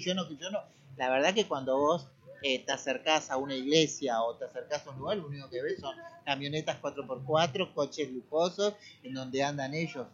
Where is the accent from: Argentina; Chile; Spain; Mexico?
Argentina; en mi país lo estamos viendo, es en Argentina